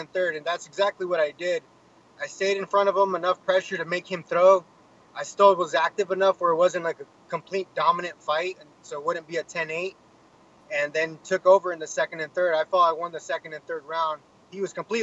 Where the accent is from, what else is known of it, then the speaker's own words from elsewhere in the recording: Menifee, California, United States; I grew up in Menifee